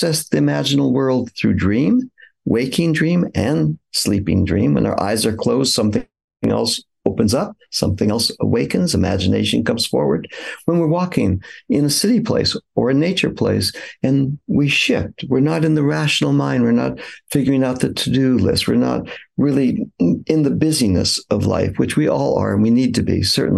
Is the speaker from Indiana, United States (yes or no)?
no; Los Angeles, California, United States; I grew up in California, in the San Fernando Valley suburb of Los Angeles